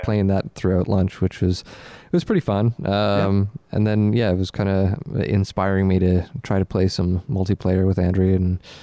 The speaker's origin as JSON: {"language": "English", "region": "Nova Scotia", "country": "Canada", "tie": "born or raised there", "said": "growing up in Nova Scotia"}